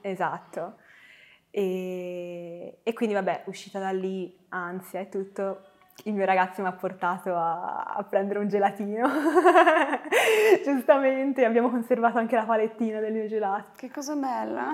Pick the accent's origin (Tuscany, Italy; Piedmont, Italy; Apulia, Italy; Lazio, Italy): Tuscany, Italy; Florence; Io sono nata a Firenze eh, il 10 marzo e sono cresciuta in una bellissima famiglia